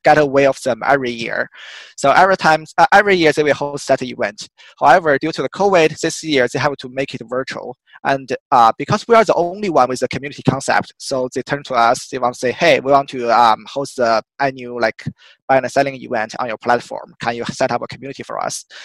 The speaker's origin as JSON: {"language": "English", "country": "China", "tie": "born or raised there", "also_born_or_lived": "United Kingdom / Australia / Boston", "moved": "as an adult", "said": "So I was originally from China. Um, I born and raised there"}